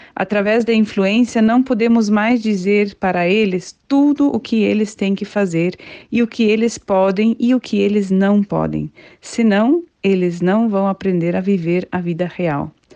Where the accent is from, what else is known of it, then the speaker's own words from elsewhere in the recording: Curitiba, Paraná, Brazil; sou de Curitiba, do estado do Paraná